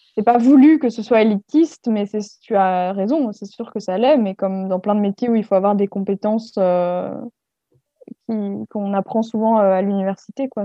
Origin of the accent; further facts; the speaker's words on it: France; moved away as an adult; also born or lived in Belgium / Paris; je suis française à la base